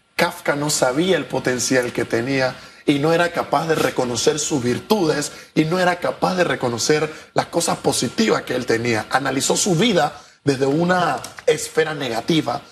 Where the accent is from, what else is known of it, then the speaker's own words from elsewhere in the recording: Panama; nuestro país